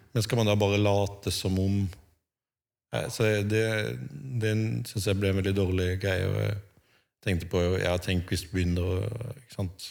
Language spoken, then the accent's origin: Norwegian; Birkeland, Agder, Norway; accent: Sørlandet dialect with uvular r (skarre-r); Jeg er oppvokst på Sørlandet, sånn, i bedehusmiljøet